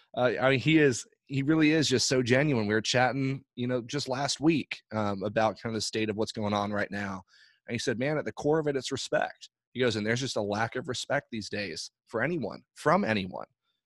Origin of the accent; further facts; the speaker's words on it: Ireland; I grew up overseas in Ireland. My parents are missionaries over there.